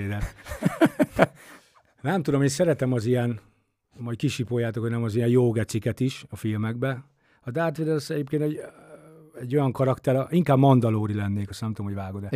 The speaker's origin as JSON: {"language": "Hungarian", "town": "Esztergom", "region": "Komárom-Esztergom", "country": "Hungary", "tie": "born or raised there", "said": "Én Esztergomban nőttem fel"}